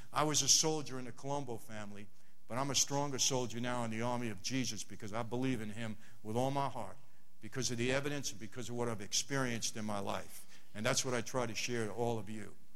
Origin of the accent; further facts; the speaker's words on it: New York City, New York, United States; moved away as an adult; now in Los Angeles, United States; I'm not from LA, I'm from Brooklyn